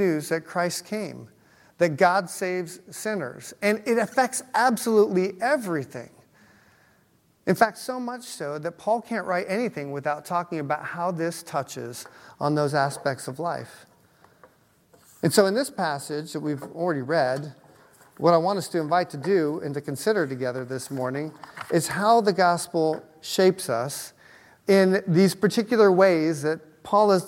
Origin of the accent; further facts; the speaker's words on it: Utah, United States; now in Cincinnati, United States; where I grew up in Utah